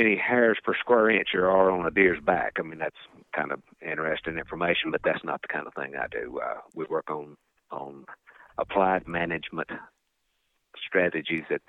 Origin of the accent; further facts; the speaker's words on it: Piedmont of North Carolina, United States; I was growing up in the Piedmont of North Carolina on a small farm